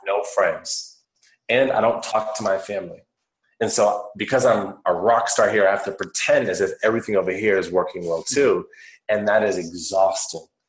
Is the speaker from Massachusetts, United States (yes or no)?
yes; Worcester, Massachusetts, United States; I grew up on the East Coast of the United States of America, and I was in a city called Worcester, in the state of Massachusetts